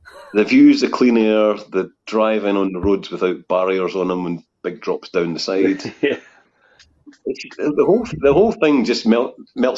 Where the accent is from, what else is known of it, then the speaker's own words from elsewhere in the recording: Scotland, United Kingdom; being Scottish